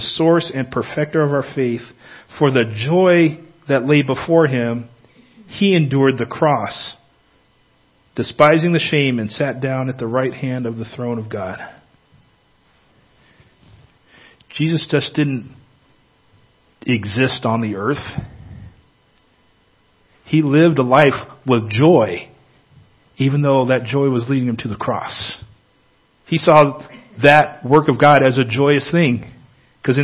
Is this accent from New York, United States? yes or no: no; Northern California, United States; moved away; I grew up in California, Northern California